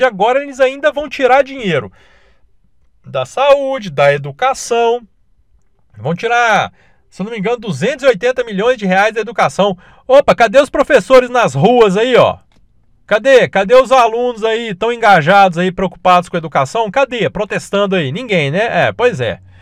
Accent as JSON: {"language": "Portuguese", "region": "Minas Gerais", "country": "Brazil", "said": "olha que eu nem sou do Rio, né? Eu sou de Minas"}